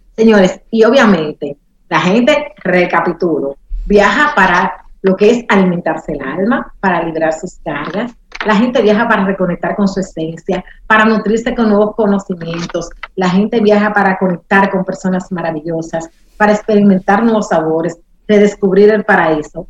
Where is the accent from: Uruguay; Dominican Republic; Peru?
Dominican Republic